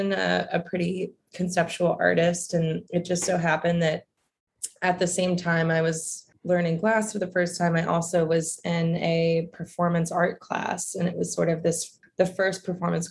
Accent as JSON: {"language": "English", "town": "Roanoke", "region": "Virginia", "country": "United States", "tie": "born or raised there", "also_born_or_lived": "Savannah, Georgia", "said": "I grew up in Roanoke, Virginia"}